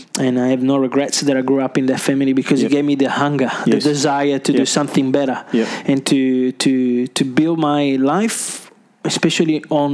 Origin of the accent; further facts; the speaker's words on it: Trieste, Friuli-Venezia Giulia, Italy; English is a second language; moved away as an adult; also born or lived in Melbourne, Australia; now in Adelaide, Australia; I was raised in Trieste.